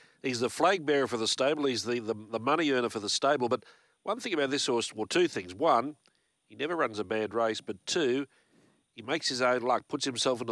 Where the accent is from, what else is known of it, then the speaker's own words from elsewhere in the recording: Queensland, Australia; also born or lived in Victoria; we're Queenslanders, although I was born in Victoria